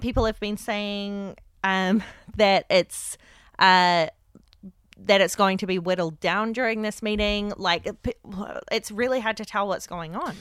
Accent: Whangarei, Northland, New Zealand; moved away; back in New Zealand in my hometown

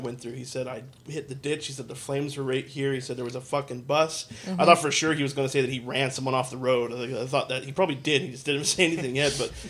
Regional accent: Fort McMurray, Alberta, Canada; where did you grow up? I said, here. And I said, coincidentally enough, actually, and I remember pointing. I was like, just actually down the way by right at the bottom of Thickwood.

